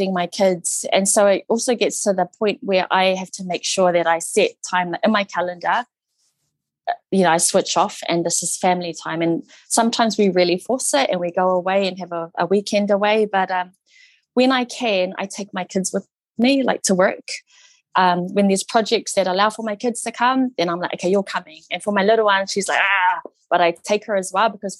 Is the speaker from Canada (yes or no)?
no; New Zealand; Samoan, New Zealand-born Samoan Niuean, but predominantly brought up the Samoan way